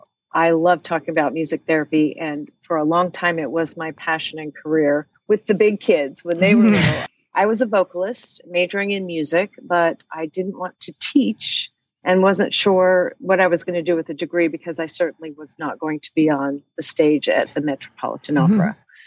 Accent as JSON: {"language": "English", "region": "Arizona", "country": "United States", "also_born_or_lived": "Austin, Texas", "lives_now": "Columbia, United States", "said": "I'm originally from Arizona, however, okay. So I had never moved this far east."}